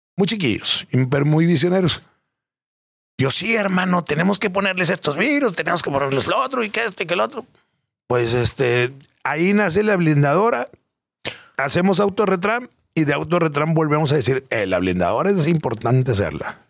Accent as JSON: {"language": "Spanish", "town": "San Pedro Garza García", "region": "Nuevo León", "country": "Mexico", "tie": "born or raised there", "said": "vengo de San Pedro Garza García de toda la vida"}